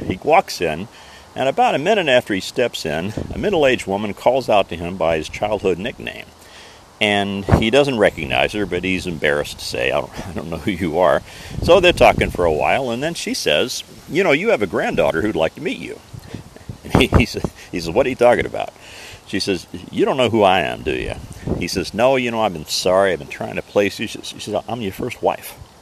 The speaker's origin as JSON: {"language": "English", "town": "Mitchell", "region": "Indiana", "country": "United States", "tie": "born or raised there", "moved": "yes", "said": "my hometown of Mitchell, Indiana"}